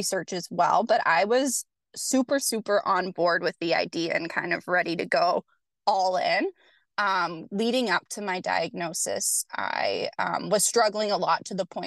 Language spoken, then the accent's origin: English; Canada; I am from Canada